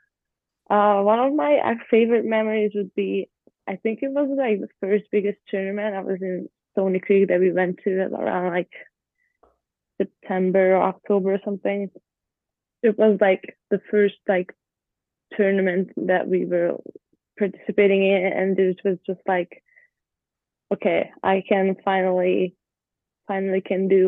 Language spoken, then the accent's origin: English; Budapest, Hungary; English is a second language; moved away as an adult; now in United States; I grew up in Budapest, which is a city, but Hungary itself is not a big country